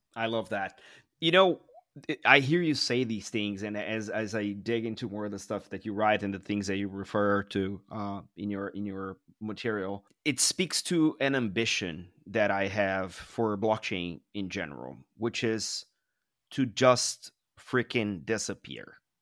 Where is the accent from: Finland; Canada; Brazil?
Brazil; São Paulo; I grew up in Sao Paulo where the traffic is really maddening.